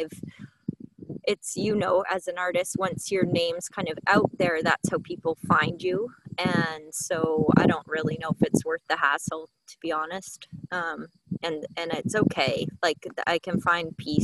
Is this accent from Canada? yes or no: yes; Canada; my whole family was brought up in Canada, and I'm Canadian